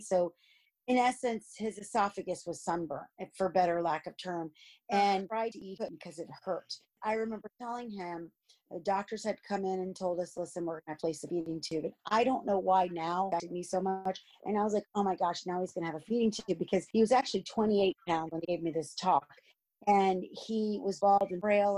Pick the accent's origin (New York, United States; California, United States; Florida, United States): Florida, United States; Miami; also born or lived in New Jersey / Clermont; I've lived here, I think, since my mom moved to Miami when I was two